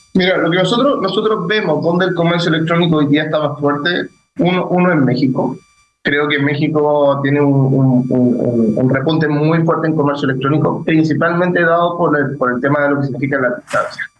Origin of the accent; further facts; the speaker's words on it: Chile; ya soy chileno